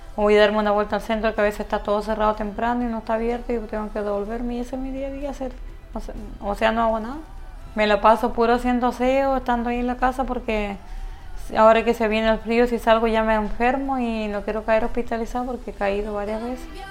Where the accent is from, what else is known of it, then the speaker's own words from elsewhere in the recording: Coyhaique, Aysén, Chile; en Coyhaique donde yo nací